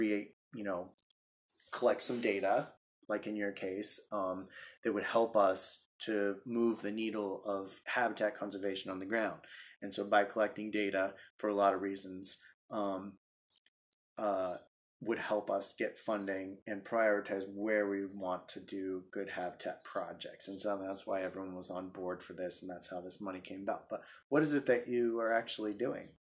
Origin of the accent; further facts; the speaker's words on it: Utah, United States; moved away as an adult; now in Washington, United States; I grew up in Utah on the edge of the Great Salt Lake in a big wetland ecosystem